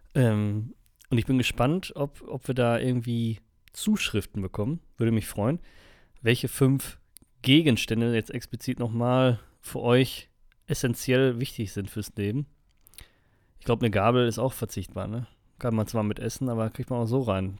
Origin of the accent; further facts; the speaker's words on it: Germany; aus Deutschland